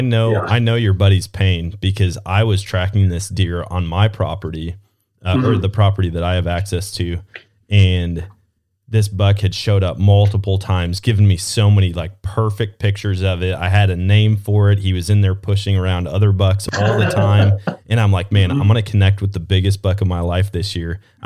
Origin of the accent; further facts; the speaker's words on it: Wisconsin, United States; now in Missouri, United States; Man, I fell in love with dove hunting when I moved down to Missouri. Growing up in Wisconsin, we never did it.